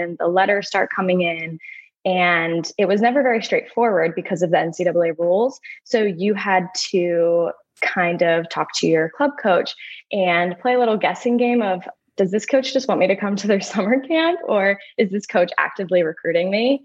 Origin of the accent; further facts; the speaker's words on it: Bucks County, Pennsylvania, United States; I grew up in Bucks County, Pennsylvania